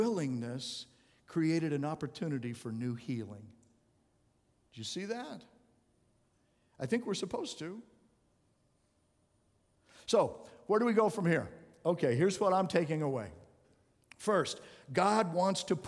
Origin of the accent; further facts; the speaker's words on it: Arizona, United States; I grew up in Arizona